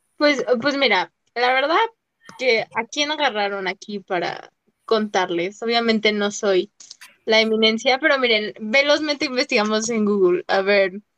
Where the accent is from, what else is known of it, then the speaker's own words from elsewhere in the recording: Mexico; nosotros como mexicanos